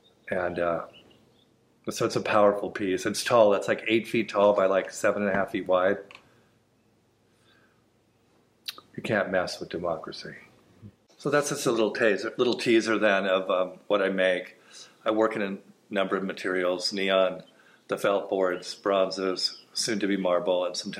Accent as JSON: {"language": "English", "town": "Los Angeles", "region": "California", "country": "United States", "tie": "born or raised there", "said": "I am from Hollywood, California."}